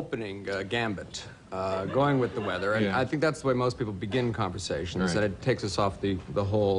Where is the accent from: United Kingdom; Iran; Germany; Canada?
Canada; now in New York City, United States; I'm from Canada originally, and so I'm used to snow